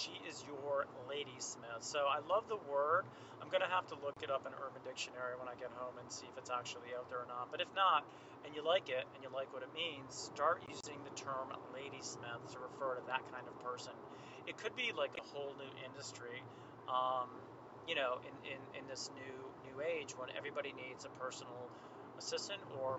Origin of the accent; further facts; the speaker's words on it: Springfield, Massachusetts, United States; born there; I was born in Springfield, Mass.